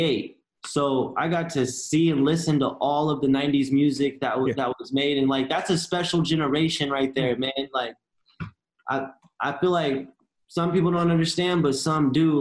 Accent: Riverside, California, United States; now in New York, United States; being from Cali

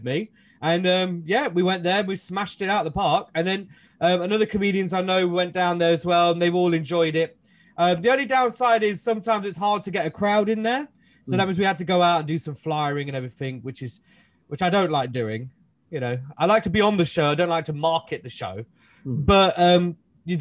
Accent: Leicester, East Midlands, United Kingdom; I'm from Leicester

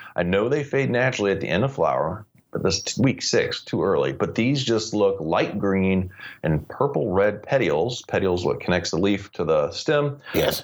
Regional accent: St. Louis, Missouri, United States; growing up in the Midwest of St. Louis, being a start baseball fan with the Cardinals

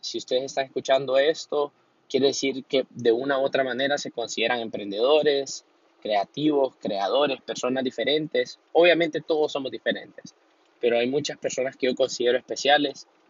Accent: Honduras; soy hondureño

